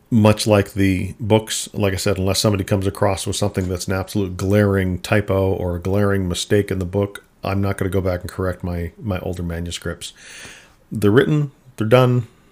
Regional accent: Minnesota, United States; I grew up in Minnesota

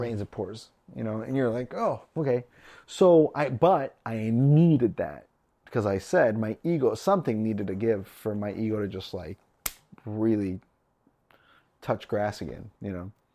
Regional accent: Nebraska, United States; I'm from Nebraska.

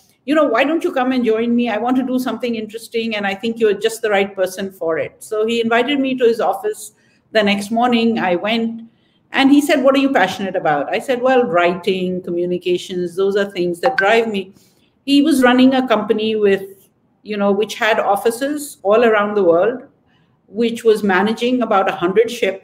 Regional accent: Hong Kong; moved away as an adult; now in Karachi, Pakistan; I grew up in Hong Kong and most of my education was there

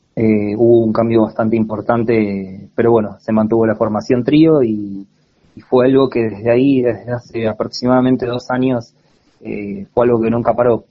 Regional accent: Cipolletti, Río Negro, Argentina; moved away as an adult; now in Buenos Aires, Argentina; soy de, de Cipolletti, Río Negro

